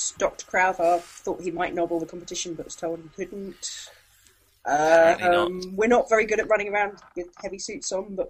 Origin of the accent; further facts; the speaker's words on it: Devon, South West England, United Kingdom; moved away; I come from that area